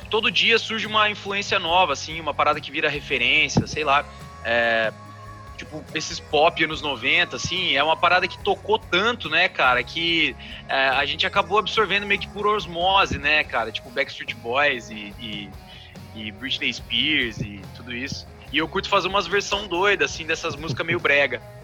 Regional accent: Cascavel, Paraná, Brazil; moved away as an adult; also born or lived in Chapecó, Santa Catarina; now in Curitiba, Brazil; vim visitar minha família na minha cidade natal, Cascavel, no Paraná

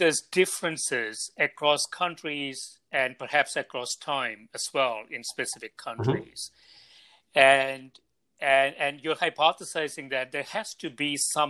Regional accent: India; moved away; when I was growing up in India

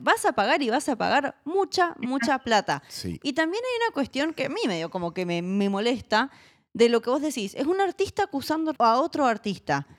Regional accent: Mendoza, Argentina; yo soy mendocina, Mendoza en Argentina es la octava capital del vino del mundo

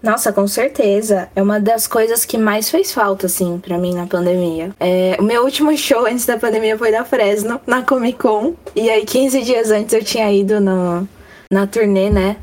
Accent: ABC Paulista, São Paulo, Brazil; Eu sou do Ninho Mais Emo de São Paulo, ABC Paulista.

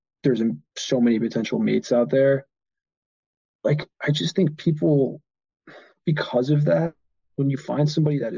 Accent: United States; I'm American

